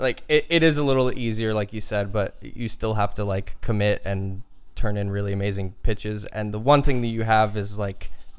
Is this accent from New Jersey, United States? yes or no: yes; New Jersey, United States; moved away as an adult; also born or lived in Florida; now in Los Angeles, United States; I grew up in New Jersey. I was living in Florida at the time.